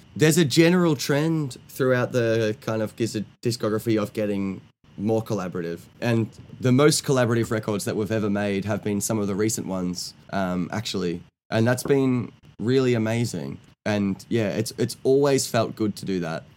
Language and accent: English; Australia; I'm from Australia.